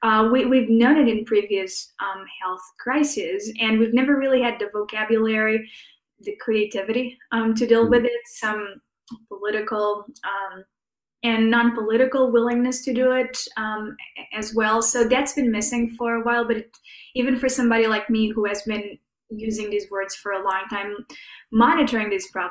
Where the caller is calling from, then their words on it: St. Louis, Missouri, United States; So I'm joining from St. Louis, Missouri, which is to say sort of the heart of the Midwest.